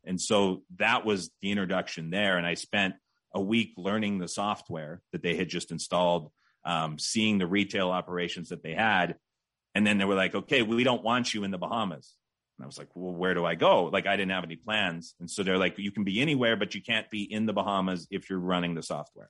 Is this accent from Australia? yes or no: no; Saskatchewan, Canada; moved away as an adult; also born or lived in Calgary; where I grew up in Saskatchewan